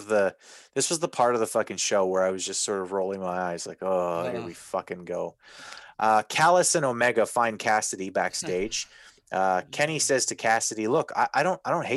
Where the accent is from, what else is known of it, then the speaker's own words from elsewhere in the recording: Winnipeg area, Manitoba, Canada; I'm not from Winnipeg, but I'm from Winnipeg.